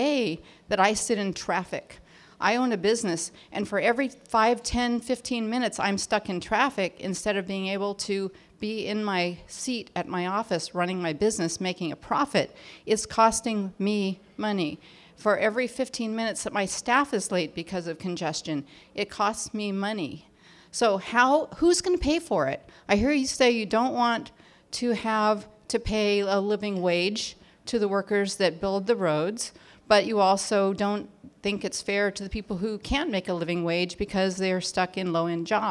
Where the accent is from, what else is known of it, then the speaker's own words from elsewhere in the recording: Orange County, California, United States; I'm from Orange County.